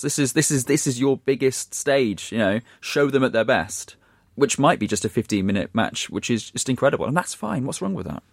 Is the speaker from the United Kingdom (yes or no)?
yes; Shrewsbury, West Midlands, United Kingdom; my hometown team, Shrewsbury